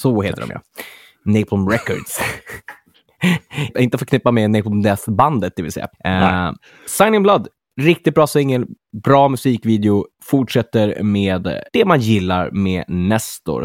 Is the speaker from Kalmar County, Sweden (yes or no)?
no; Örnsköldsvik, Västernorrland County, Sweden; moved away; uppe i Örnsköldsvik, min hemstad